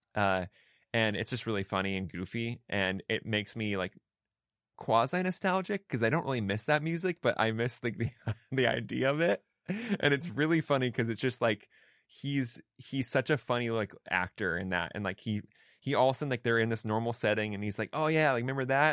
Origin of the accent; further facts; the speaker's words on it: Pacific Northwest, United States; also born or lived in Olympia, Washington / Sweet Home, Oregon; I grew up in the Pacific Northwest. Um, so I'm, like, I, I hail from Olympia, Washington, and also a small town, uh, outside of, uh, Eugene, Oregon, called Sweet Home.